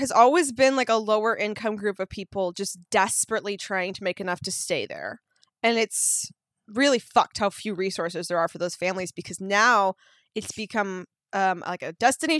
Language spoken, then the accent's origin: English; Orcas Island, Washington, United States; now in Los Angeles, United States; Because I'm from this island